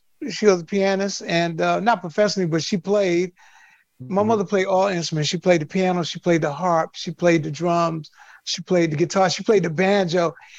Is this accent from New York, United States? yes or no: yes; New York City, New York, United States; Well, I grew up in Harlem, Sugar Hill section of Harlem, which was 151st Street between Broadway and Amsterdam. And I came from a two-family household.